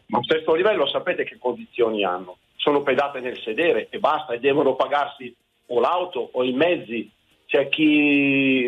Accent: Saronno, Lombardy, Italy; io sono un ex sottochef eh, che lavoravo a Milano, sono di Saronno, ho 62 anni

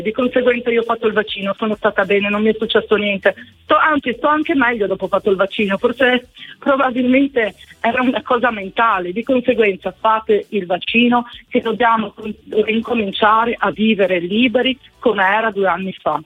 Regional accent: Friuli-Venezia Giulia, Italy; sono del Friuli Venezia Giulia

